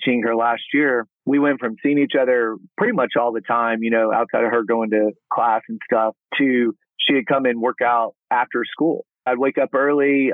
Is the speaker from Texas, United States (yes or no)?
yes; Abilene, Texas, United States; also born or lived in Dallas-Fort Worth Metroplex, Texas; I'm born and raised in Texas, born out in Abilene, which people call that West Texas, but it's really kind of central